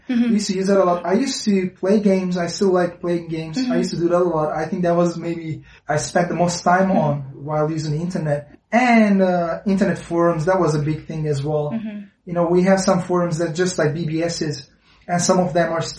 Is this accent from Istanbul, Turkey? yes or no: yes; Istanbul, Turkey; English is a second language; moved away as an adult; now in China; I was born in Istanbul. Yeah. Yeah. But not originally Istanbul family necessarily.